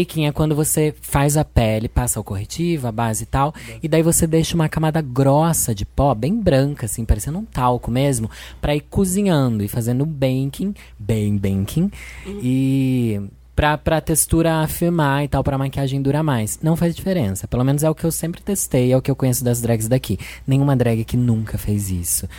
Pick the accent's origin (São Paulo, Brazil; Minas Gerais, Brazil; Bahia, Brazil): São Paulo, Brazil; Sorocaba; Eu sou de Sorocaba, São Paulo, sou drag queen há quatorze anos